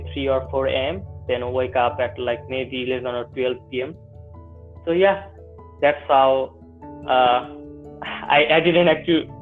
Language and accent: English; Bangladesh; I'm from Bangladesh.